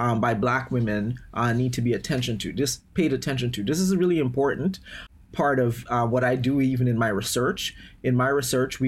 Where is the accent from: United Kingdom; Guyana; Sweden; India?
Guyana; now in United States; I am originally from Guyana in South America